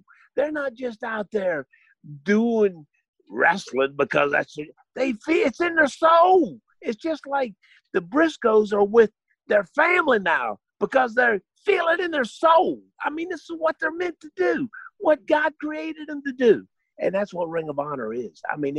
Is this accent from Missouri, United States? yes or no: no; West Virginia, United States; born there; Kevin, I was born in West Virginia.